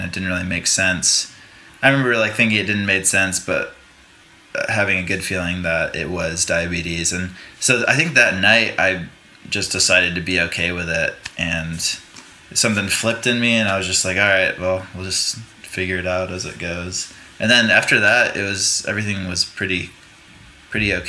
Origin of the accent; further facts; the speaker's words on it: Rome, New York, United States; moved away; also born or lived in North Carolina; I was born in upstate New York, in central New York.